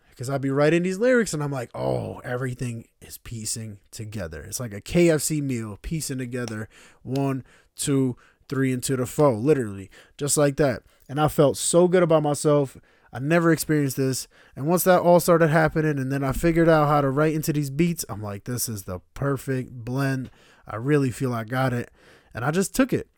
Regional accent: Stamford, Connecticut, United States; also born or lived in Slovenia / Kosovo (parents) / Northern Albania (ancestry); I'm from Connecticut

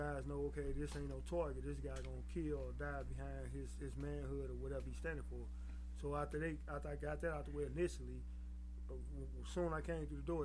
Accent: St. Louis, Missouri, United States; I grew up in poverty in St. Louis City

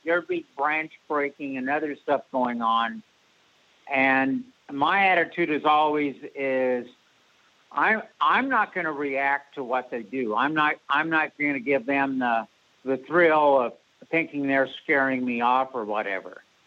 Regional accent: Pacific Northwest, United States; also born or lived in Springfield, Oregon; now in Illinois, United States; I was born and raised in the Pacific Northwest

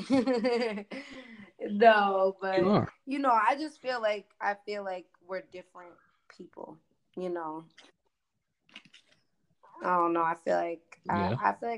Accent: East Coast, United States; accent: East Coast; I'm from the East Coast

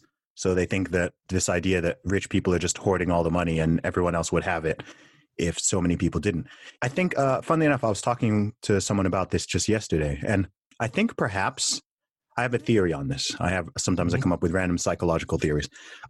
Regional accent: Saudi Arabia; I'm a Christian. I always have been. I grew up in Saudi Arabia, surrounded by Muslims.

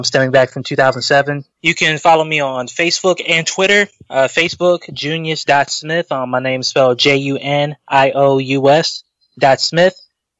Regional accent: Fayetteville, North Carolina, United States; moved away as an adult; now in Kinston, United States; my hometown of Fayetteville, North Carolina.

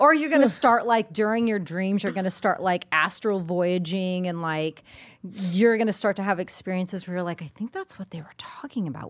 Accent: Indiana, United States; moved away; I'm from Indiana, so over the holidays, I went to visit the fam for a little bit

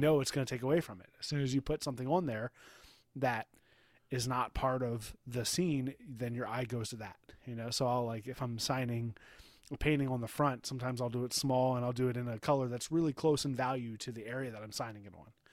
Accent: United States; as an American

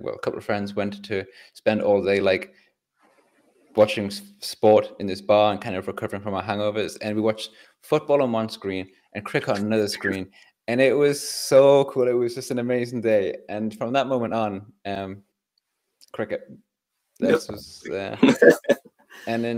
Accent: England, United Kingdom; I'm English.

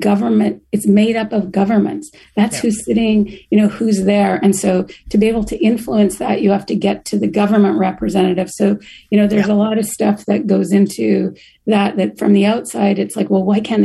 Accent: Canada; moved away; I'm originally from Canada

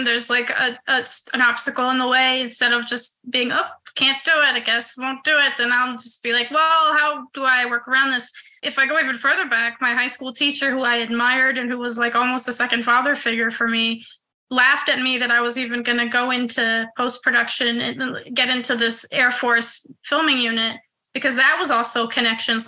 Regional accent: Israel; moved away as an adult; also born or lived in New York, United States; now in Los Angeles, United States; I was born in New York, but I grew up in Israel since I was 8. So 8 to 21, I was in Israel

